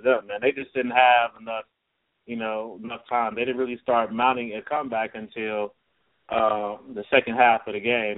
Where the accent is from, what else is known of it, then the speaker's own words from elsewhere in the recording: Chicago, Illinois, United States; I'm from Chicago